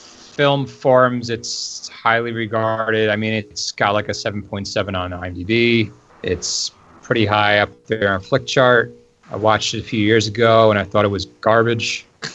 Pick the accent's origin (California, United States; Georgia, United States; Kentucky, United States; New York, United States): New York, United States; Channel 11, growing up in the New York area, showed a lot of stuff from this era.